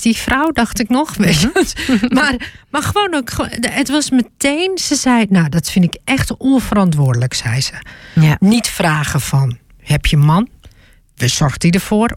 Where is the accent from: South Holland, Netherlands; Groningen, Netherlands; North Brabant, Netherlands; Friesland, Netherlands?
Groningen, Netherlands; ik kom uit Groningen